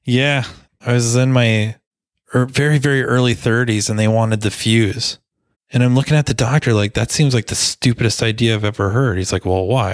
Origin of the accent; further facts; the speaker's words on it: Minnesota, United States; I'm a Minnesotan.